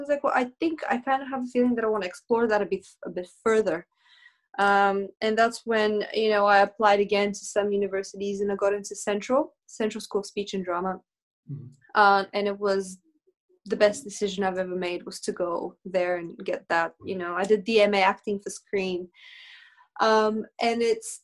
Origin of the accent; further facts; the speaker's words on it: Bulgaria; now in United Kingdom; I was born in Bulgaria